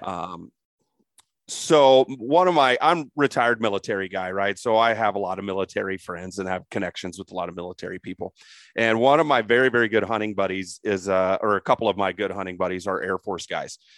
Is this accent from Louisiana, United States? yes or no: no; Crawfordsville, Indiana, United States; moved away; also born or lived in Darlington, Indiana; I was born and raised in Indiana as a Midwest guy.